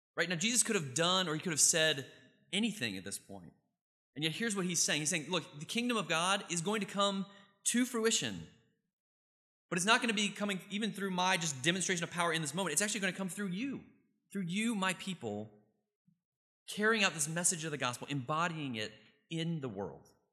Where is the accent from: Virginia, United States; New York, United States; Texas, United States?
Virginia, United States; Richmond; I grew up in Richmond, Virginia